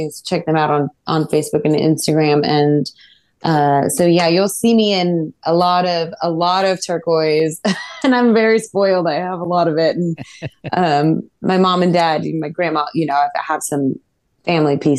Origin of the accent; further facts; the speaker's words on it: New Mexico, United States; I love anything turquoise. I'm from New